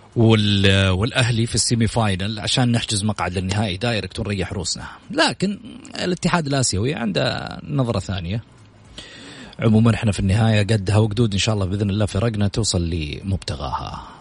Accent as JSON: {"language": "Arabic", "country": "Saudi Arabia"}